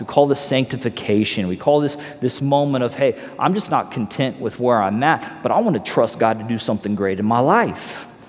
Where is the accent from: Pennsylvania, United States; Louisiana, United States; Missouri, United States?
Missouri, United States; also born or lived in Los Angeles, California; now in Southwest Florida, United States; I'm from Missouri, you know, originally born in Missouri